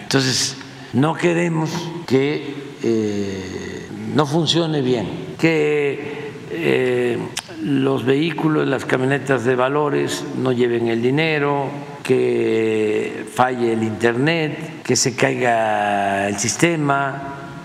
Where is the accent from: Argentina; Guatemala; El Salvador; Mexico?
Mexico; Tepetitán, Tabasco; cuando éramos niños, jóvenes, ya Tepeitán, mi pueblo, y en Tabasco en general